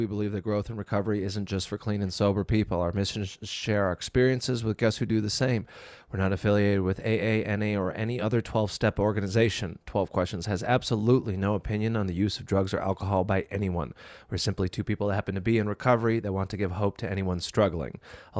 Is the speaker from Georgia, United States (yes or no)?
no; Minnesota, United States; Hey, I'm from Minnesota.